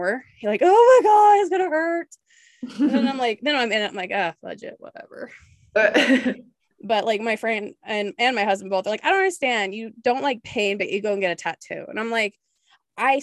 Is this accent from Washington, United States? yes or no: yes; Spokane, Washington, United States; also born or lived in Whidbey Island, Washington; now in El Paso, United States; I'm from the Eastern side. Yeah. Washington, Spokane, right next to Idaho